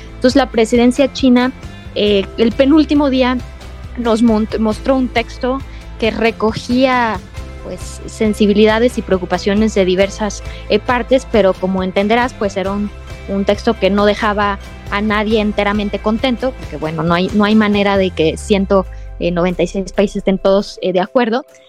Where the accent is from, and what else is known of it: Mexico